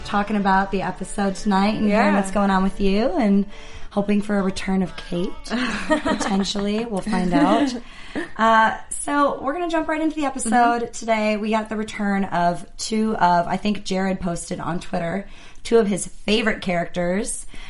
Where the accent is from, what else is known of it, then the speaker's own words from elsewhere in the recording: Wisconsin, United States; accent: Wisconsin; moved away; I'm from the Midwest, so when I hear that accent, to me, it's like nails on a chalkboard because it's so harsh. And I know when I go back home to Wisconsin, I pick up my accent like that.